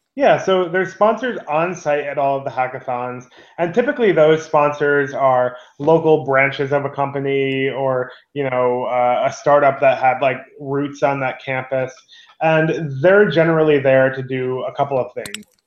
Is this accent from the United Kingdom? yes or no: no; New York, United States; as a New Yorker